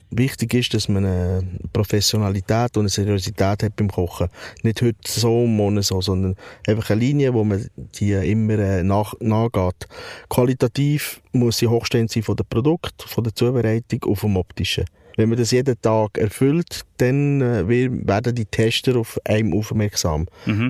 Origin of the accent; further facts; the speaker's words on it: Switzerland; ich bin in der Schweiz aufgewachsen.